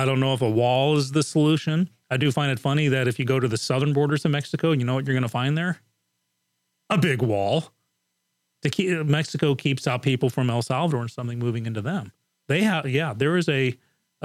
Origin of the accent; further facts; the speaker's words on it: England, United Kingdom; moved away; when I was growing up in England, basically the borders were wide open